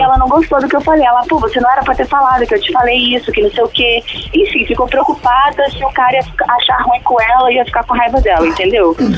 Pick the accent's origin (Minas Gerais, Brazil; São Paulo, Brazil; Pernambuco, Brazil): Minas Gerais, Brazil; Governador Valadares; now in Espírito Santo, Brazil; Não, na verdade, eu não sou capixaba. Mas hum. eu me considero capixaba. Só nasci em Minas Gerais, governador Valadares